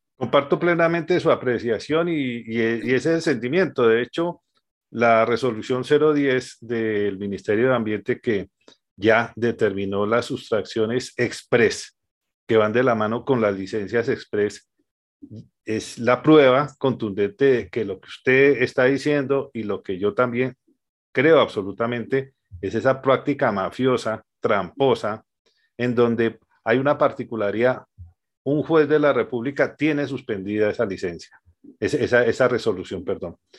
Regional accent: Colombia

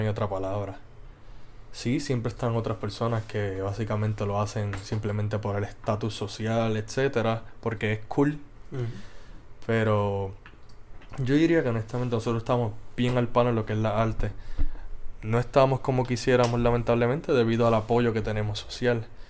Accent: Moca, Puerto Rico; fui hecho, nacido y criado en Moca, Puerto Rico

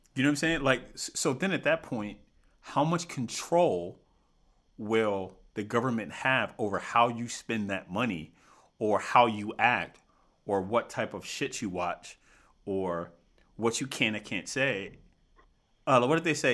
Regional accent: United States; we have to look out for Americans, right? more specifically, right? Because we're American

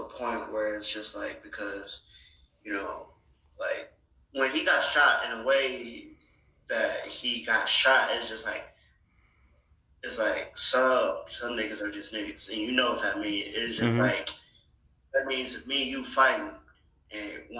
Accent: Calumet City, Illinois, United States; growing up in Calumet City

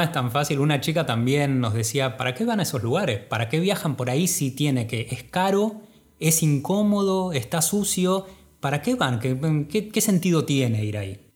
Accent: Argentina

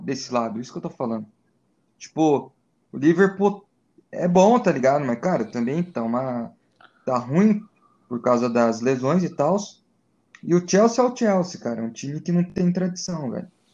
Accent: Brazil; a gente é brasileiro

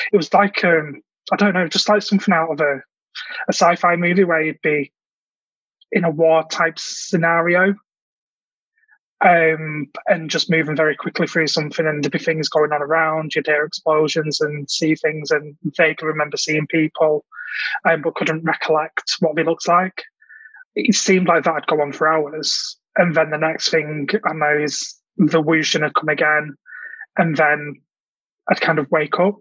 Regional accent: Manchester, North West England, United Kingdom; I'm from Manchester in the UK

